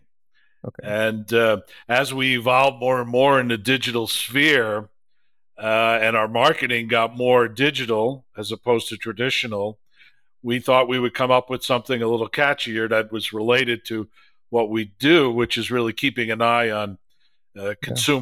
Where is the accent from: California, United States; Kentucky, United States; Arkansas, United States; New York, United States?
New York, United States; New York City; Originally from Brooklyn, New York